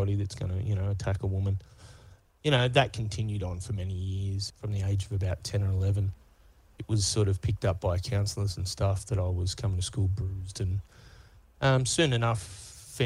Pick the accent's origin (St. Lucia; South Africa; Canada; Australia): Australia; Sydney, New South Wales; also born or lived in Manly, Sydney / Gold Coast; but then moved out to the Housing Commission, the western suburbs of Sydney.